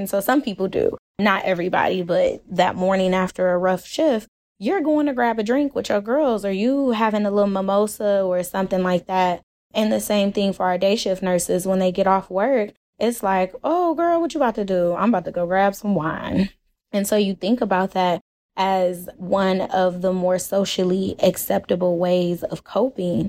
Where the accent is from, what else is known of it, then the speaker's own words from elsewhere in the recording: Cleveland, Ohio, United States; moved away as an adult; now in Texas, United States; I'm originally from Cleveland